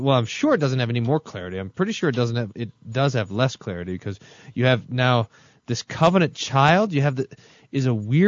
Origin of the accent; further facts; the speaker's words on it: Texas, United States; I'm from Texas